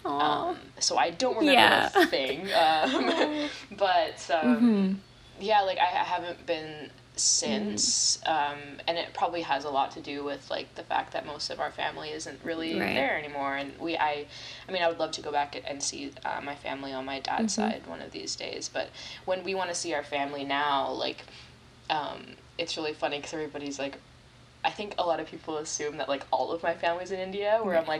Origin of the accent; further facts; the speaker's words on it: Terrace, British Columbia, Canada; moved away as an adult; also born or lived in Ottawa / Montreal; lifelong friends mm-hmm. that I made in Terrace.